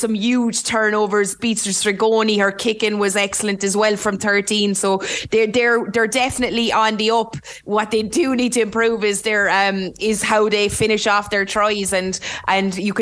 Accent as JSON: {"language": "English", "town": "Limerick", "region": "Munster", "country": "Ireland", "accent": "Limerick", "said": "my Limerick accent"}